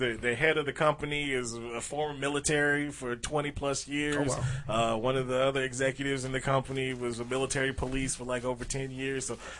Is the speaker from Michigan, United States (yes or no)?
yes; Detroit, Michigan, United States; I'm from Detroit. I was there.